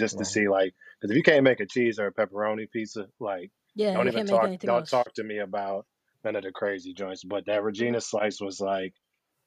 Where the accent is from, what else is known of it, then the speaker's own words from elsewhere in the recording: Flint, Michigan, United States; moved away as an adult; also born or lived in Cincinnati, Ohio; I was born and raised in Flint, Michigan.